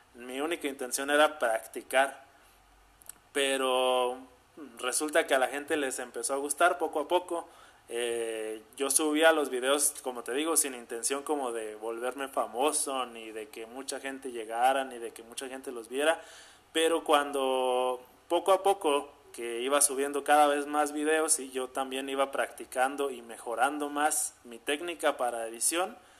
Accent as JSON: {"language": "Spanish", "town": "Zamora", "region": "Michoacán", "country": "Mexico", "tie": "born or raised there", "said": "soy de Zamora, Michoacán. O sea, aquí nací, aquí he vivido toda mi vida y aquí sigo viviendo"}